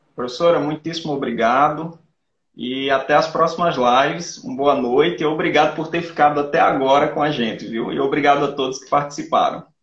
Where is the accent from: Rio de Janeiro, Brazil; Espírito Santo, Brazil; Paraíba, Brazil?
Paraíba, Brazil; Rio Tinto; Eu sou de Rio Tinto